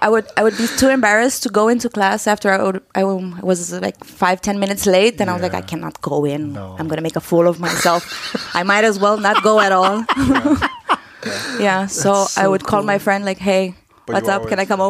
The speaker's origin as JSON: {"language": "English", "country": "Romania", "tie": "born or raised there", "also_born_or_lived": "Bucharest, Romania / Cluj-Napoca, Romania", "moved": "as an adult", "lives_now": "Copenhagen, Denmark"}